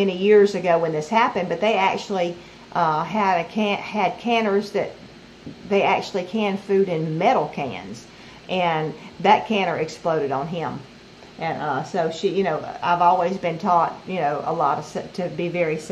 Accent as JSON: {"language": "English", "area": "right outside of Baton Rouge", "region": "Louisiana", "country": "United States", "moved": "as an adult", "lives_now": "Mississippi, United States", "said": "we were from right outside of Baton Rouge, Louisiana"}